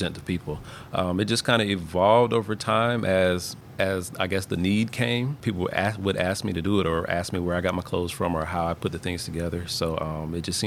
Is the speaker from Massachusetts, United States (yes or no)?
no; Huntsville, Alabama, United States; I am originally from Huntsville. I've been here all my life.